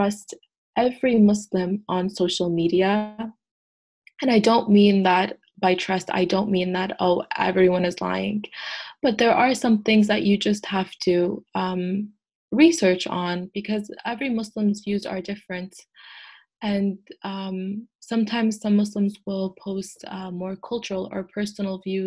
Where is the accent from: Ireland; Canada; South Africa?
Canada; first language English; I am first generation, but I do identify as Canadian because it is my home country. It is where I was raised and born